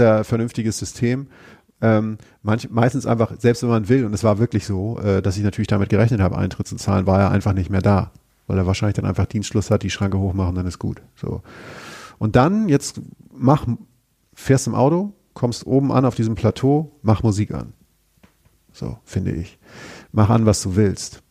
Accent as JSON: {"language": "German", "country": "Germany", "said": "wir jetzt als Deutsche"}